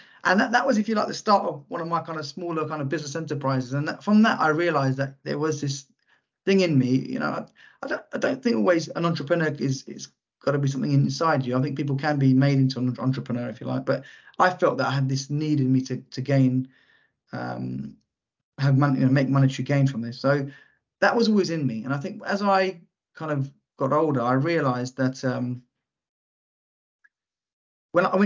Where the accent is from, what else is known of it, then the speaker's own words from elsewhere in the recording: London, United Kingdom; I grew up in Lewisham, which is southeast London.